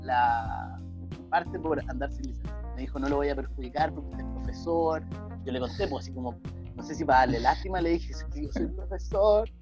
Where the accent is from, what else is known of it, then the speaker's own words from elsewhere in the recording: Chile; somos chilenos, me, en mestizos de mezcla mapuche español